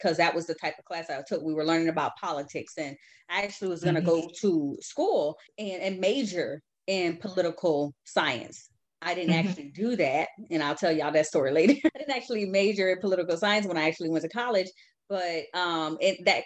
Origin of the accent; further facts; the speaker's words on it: Pompano Beach, Florida, United States; I grew up in Pompano Beach in a little area called Kaya City